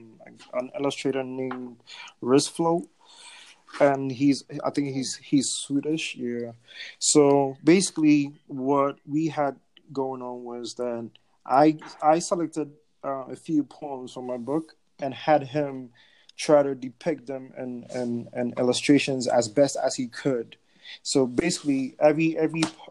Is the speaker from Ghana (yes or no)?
yes; Ghana; moved away; back home in Ghana